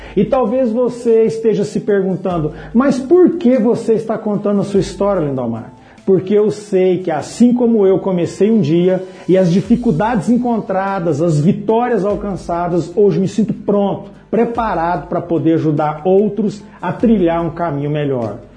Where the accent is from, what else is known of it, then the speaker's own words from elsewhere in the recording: Patrocínio, Minas Gerais, Brazil; Em 2011, retornei à minha cidade natal, Patrocínio, Minas Gerais